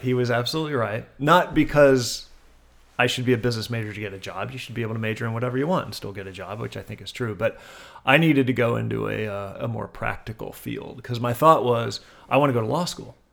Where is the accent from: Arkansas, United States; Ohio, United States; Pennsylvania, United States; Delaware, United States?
Delaware, United States; Wilmington; born or raised there